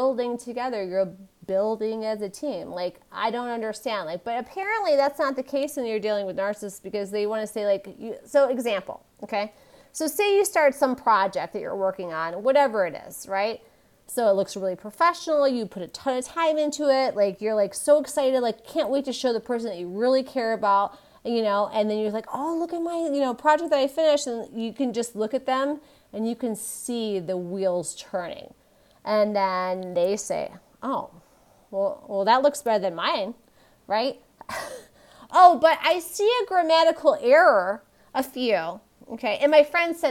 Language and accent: English; Michigan, United States; moved away; growing up in Michigan, I'm like we don't boast